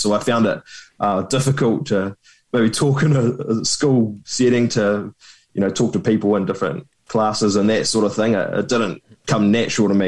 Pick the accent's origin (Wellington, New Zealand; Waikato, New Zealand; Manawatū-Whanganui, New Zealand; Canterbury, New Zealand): Canterbury, New Zealand; Christchurch; also born or lived in Queenstown; I was born in Christchurch, and when I was eleven, I moved to Queenstown with the family